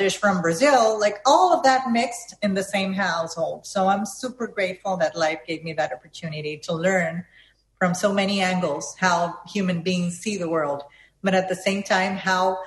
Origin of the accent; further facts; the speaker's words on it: Panama City, Panama; first language Spanish; English is a second language; I was born and raised in Panama City, Panama